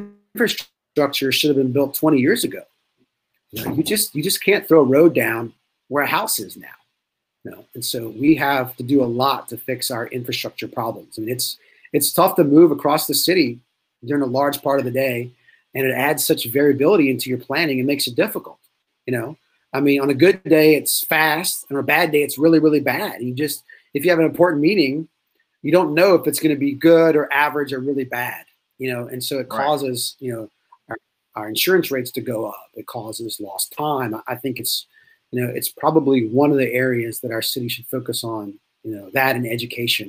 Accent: near Gonzales, Louisiana, United States; also born or lived in Natchitoches, Louisiana / Baton Rouge, Louisiana; I grew up in Santa Ma, which I like to tell people is a suburb of Gonzales

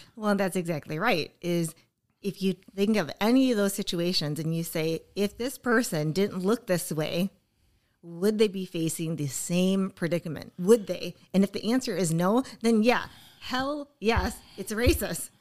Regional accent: Oshkosh, Wisconsin, United States; this is my hometown

